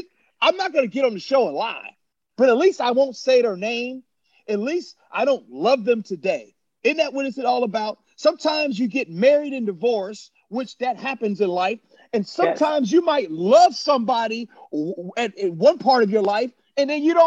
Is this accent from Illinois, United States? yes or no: yes; Chicago, Illinois, United States; I wasn't really an Illini football fan growing up in Chicago.